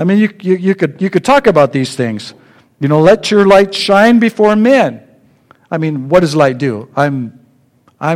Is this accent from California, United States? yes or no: yes; Sacramento, California, United States; I grew up in Sacramento